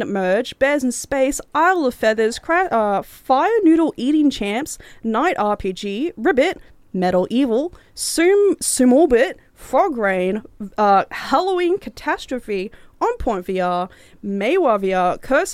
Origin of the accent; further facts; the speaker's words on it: Cairns, Queensland, Australia; my hometown, Cairns